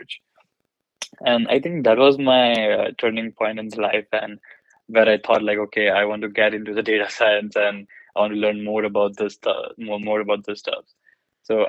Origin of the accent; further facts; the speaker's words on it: India; moved away; I grew up in India, and I'm belonging from like a small city